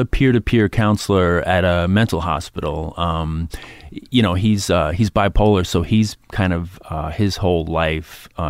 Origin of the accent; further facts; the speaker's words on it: New York City, New York, United States; also born or lived in Astoria, Queens; I grew up in Queens.